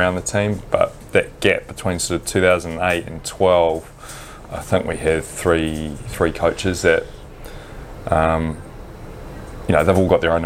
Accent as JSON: {"language": "English", "country": "New Zealand", "tie": "born or raised there", "said": "as a kid growing up in New Zealand in the 80s"}